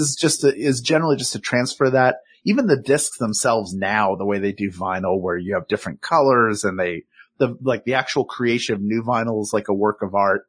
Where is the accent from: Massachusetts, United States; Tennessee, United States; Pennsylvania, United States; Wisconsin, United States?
Pennsylvania, United States; Philadelphia; accent: Philadelphia; my Philadelphia accent